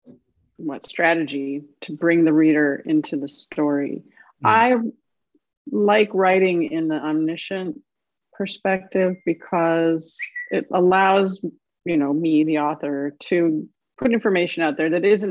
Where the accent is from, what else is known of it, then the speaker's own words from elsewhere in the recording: Illinois, United States; also born or lived in Duluth, Minnesota; now in US South; I grew up in Illinois